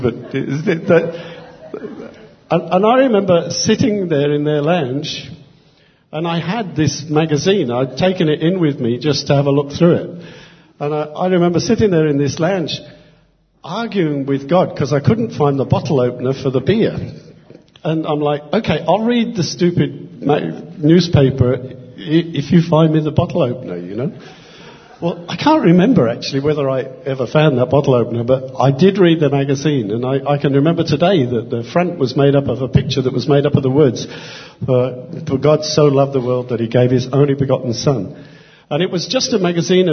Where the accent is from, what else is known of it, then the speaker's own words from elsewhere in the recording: England, United Kingdom; I grew up in England